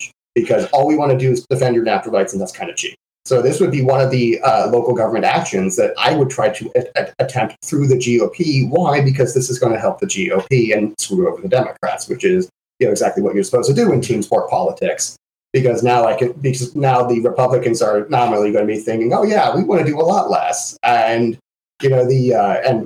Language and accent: English; Lake County, Florida, United States; in my hometown of, you know, Florida in Lake County